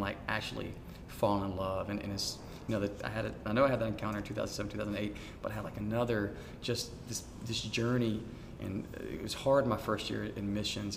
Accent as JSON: {"language": "English", "town": "Montgomery", "region": "Alabama", "country": "United States", "tie": "born or raised there", "also_born_or_lived": "Union Springs, Alabama / Auburn, Alabama", "said": "I was born in Montgomery"}